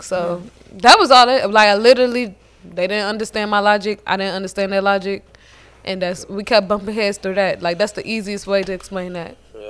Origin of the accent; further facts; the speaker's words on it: Chicago, Illinois, United States; now in Atlanta, United States; I'm from Chicago.